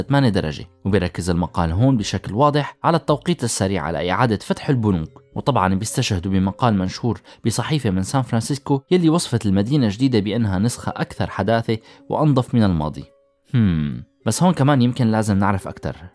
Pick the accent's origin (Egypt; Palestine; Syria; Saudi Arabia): Syria